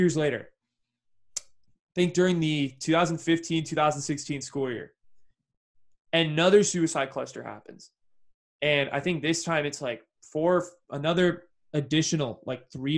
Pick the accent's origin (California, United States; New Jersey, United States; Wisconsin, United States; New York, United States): California, United States; Bay Area; growing up in the Bay Area